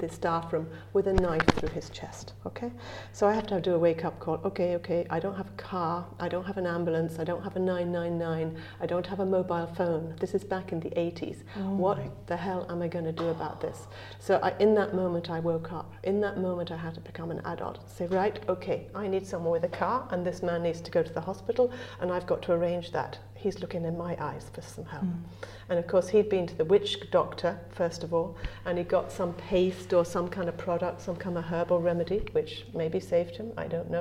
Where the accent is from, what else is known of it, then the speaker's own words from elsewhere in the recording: Brighton, South East England, United Kingdom; accent: English; moved away as an adult; now in Ireland; I come from Brighton originally. A long time ago, I lived in Brighton by the sea.